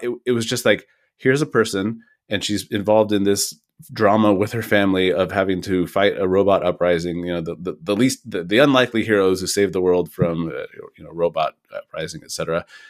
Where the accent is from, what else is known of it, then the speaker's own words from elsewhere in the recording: Kirkland, Washington, United States; moved away; the growth in my hometown of Kirkland was big enough